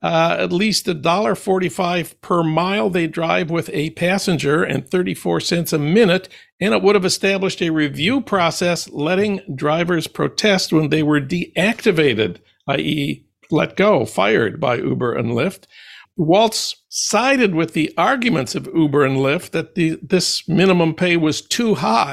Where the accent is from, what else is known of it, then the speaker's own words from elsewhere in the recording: St. Paul, Minnesota, United States; my hometown of St. Paul